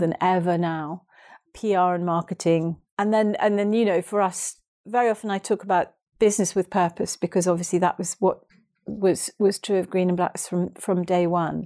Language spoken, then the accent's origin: English; Hastings, South East England, United Kingdom; my hometown of Hastings